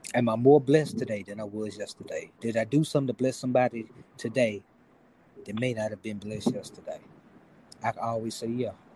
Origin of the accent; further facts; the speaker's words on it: Memphis, Tennessee, United States; now in Dallas, United States; I'm from Memphis, and and you know, I'm I live in Dallas and I have to hear about my hometown every day